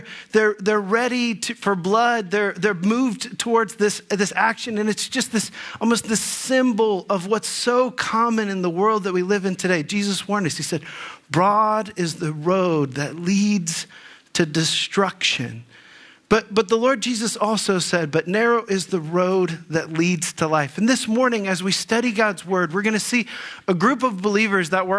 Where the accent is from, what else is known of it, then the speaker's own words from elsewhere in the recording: Dayton, Ohio, United States; moved away as an adult; also born or lived in Texas; now in Northeast Ohio, United States; I grew up in the Dayton area